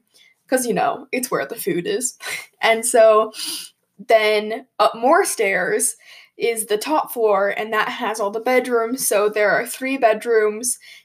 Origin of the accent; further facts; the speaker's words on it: Colorado, United States; I'm from Colorado, and if you didn't know, we like to ski, and we have mountains